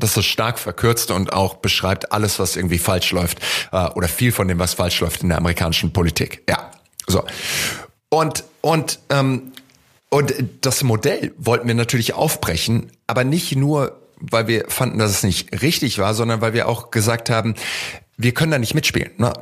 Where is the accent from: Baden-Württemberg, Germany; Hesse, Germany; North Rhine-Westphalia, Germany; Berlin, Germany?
Baden-Württemberg, Germany; Heidelberg; Ich bin in Heidelberg aufgewachsen